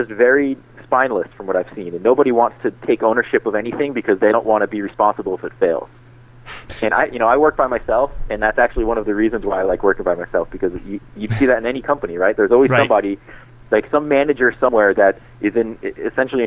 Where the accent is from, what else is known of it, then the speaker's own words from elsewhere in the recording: Boston, Massachusetts, United States; we're both from the East Coast. You know, I'm from Boston